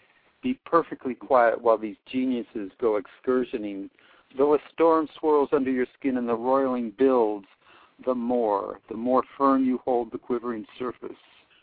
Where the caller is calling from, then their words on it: Oakland, California, United States; I'm calling from Oakland, California.